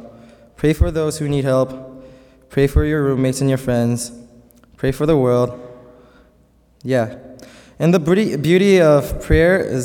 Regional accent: South Korea; first language Korean; English is a second language; moved away; I'm from South Korea

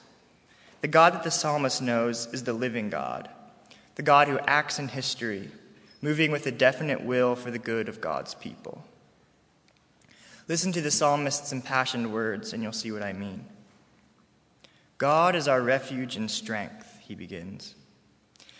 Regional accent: Harrisonburg, Virginia, United States; I'm a senior from Harrisonburg, Virginia

